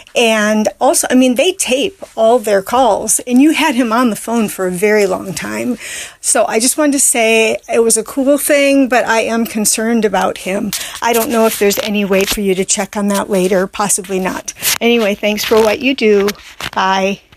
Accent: Madison, Wisconsin, United States; also born or lived in Ann Arbor, Michigan; now in San Francisco, United States; I'm a nurse who lives in San Francisco now, although I'm from Madison, Wisconsin

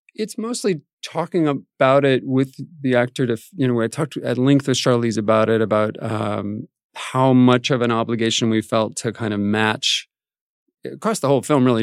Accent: Albuquerque, New Mexico, United States; I grew up in Albuquerque, New Mexico

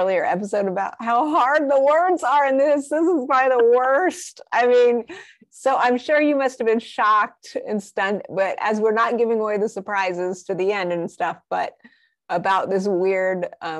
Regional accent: New Mexico, United States; I grew up in New Mexico

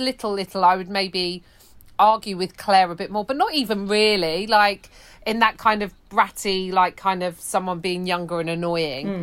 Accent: London, United Kingdom; I grew up in West London

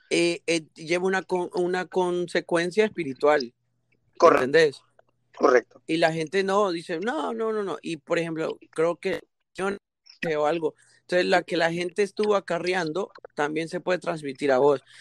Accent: Tegucigalpa, Francisco Morazán, Honduras; yo soy de Honduras, ah, yo soy

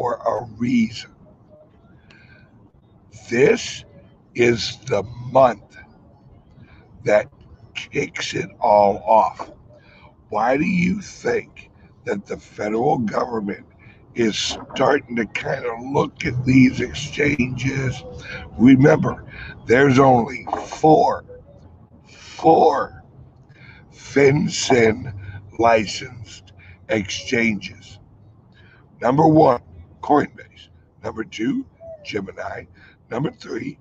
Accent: St. Louis, Missouri, United States; St. Louis, my hometown

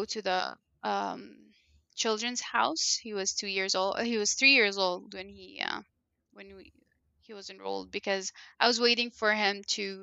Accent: Cairo, Cairo Governorate, Egypt; first language Arabic (Egyptian Arabic); English is a second language; moved away as an adult; now in Columbus, United States; I was born and raised in Egypt, which is a Middle Eastern country, and they talk Arabic, but it's an Egyptian

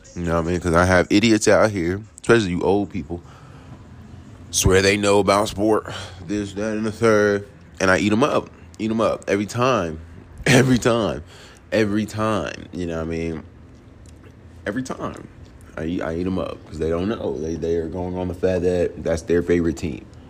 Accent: New York City, New York, United States; also born or lived in Queens, New York / Jonesboro, Georgia; now in College Park, United States; I was born in the Bronx, you know what I'm saying? Then lived in Queens. Then we moved here to Jonesboro

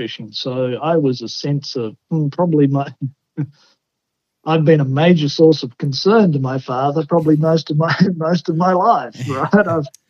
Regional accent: Australia; So I grew up in a little coastal town, right, about 15,000 people. So a little country town about the size of Mountain Home. It was on Bass Strait, which is one of the roughest pieces of wate

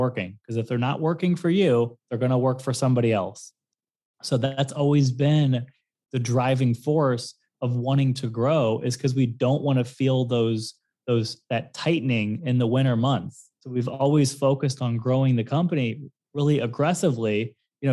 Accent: St. Louis, Missouri, United States; moved away as an adult; also born or lived in Fort Lauderdale, Florida; now in South Florida, United States; I was born in Fort Lauderdale, raised in St. Louis

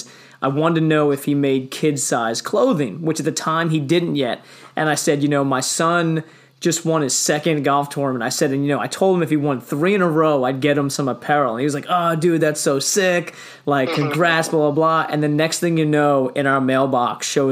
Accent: Long Island, New York, United States; I grew up on Long Island

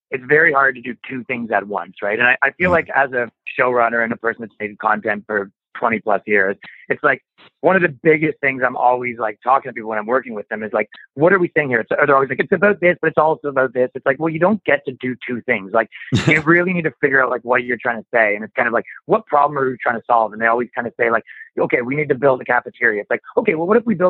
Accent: Canada; I'm from Canada

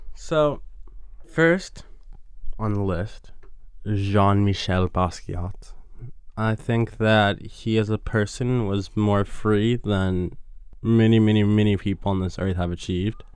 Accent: New York, United States; growing up in New York

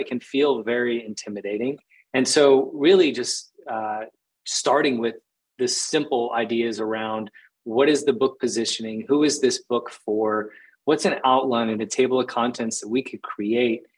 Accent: Phoenix, Arizona, United States; moved away as an adult; also born or lived in Costa Rica; I grew up in Phoenix, Arizona, just like concrete jungle and desert.

